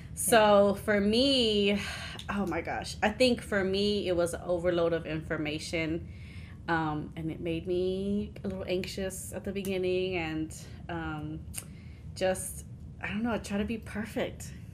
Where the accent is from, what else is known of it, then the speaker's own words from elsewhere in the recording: Houston, Texas, United States; we grew up in Houston